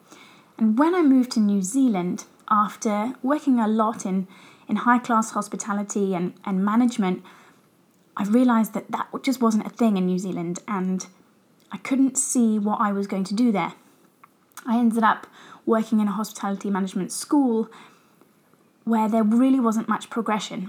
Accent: Brighton, South East England, United Kingdom; So I grew up in England, as I'm sure you guys can tell from my accent. I lived in Brighton

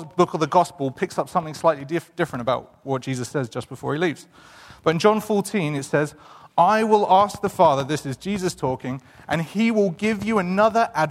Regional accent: England, United Kingdom; moved away; we're both from England

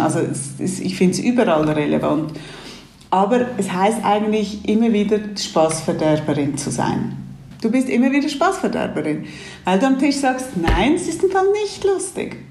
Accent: Switzerland; Ich bin hier in der Schweiz aufgewachsen

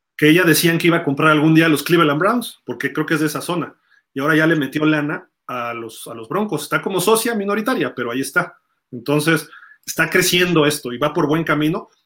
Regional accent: Mexico; de México

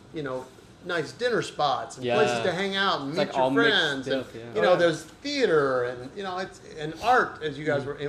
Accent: Placentia, California, United States; now in Mission Viejo, United States; I grew up in Placentia. And then right now I live in Mission Viejo.

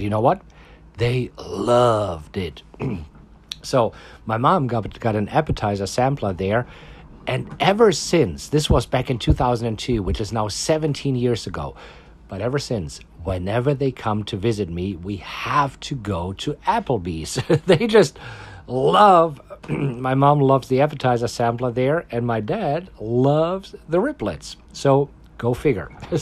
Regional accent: Germany; now in Austin, United States; I am from Germany, and my parents still live in Germany

